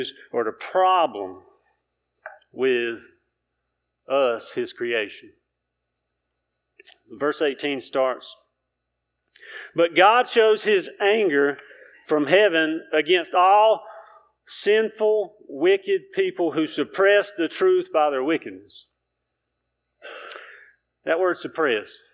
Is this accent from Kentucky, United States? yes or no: no; Keener, North Carolina, United States; I'm from Keener, North Carolina.